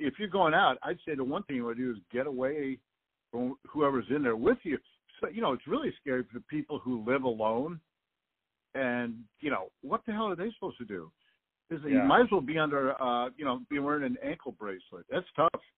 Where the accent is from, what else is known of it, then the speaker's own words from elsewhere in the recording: Peoria, Illinois, United States; I was growing up in Peoria, and the atomic bomb's going to hit Caterpillar Tractor Company.